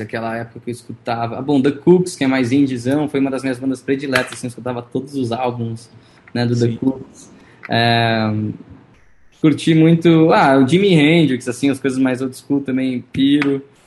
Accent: São Paulo, Brazil; first language Portuguese; also born or lived in San Diego, California, United States / Los Angeles, United States; Eu nasci em San Diego, na Califórnia. San Diego. E aí vim pequeno para o Brasil e, enfim, eu fiz os colégios todos aqui em São Paulo

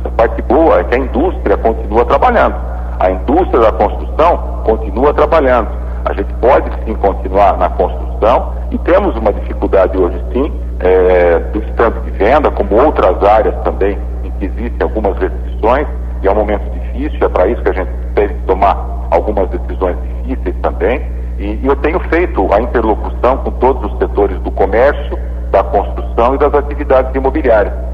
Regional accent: Sorocaba, São Paulo, Brazil; accent: caipira; Sorocaba já é um pouco mais, mais caipira, mas é, somos do interior como vocês.

